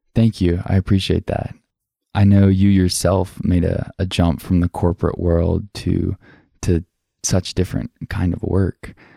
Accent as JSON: {"language": "English", "region": "the South", "country": "United States", "tie": "born or raised there", "said": "growing up in the South"}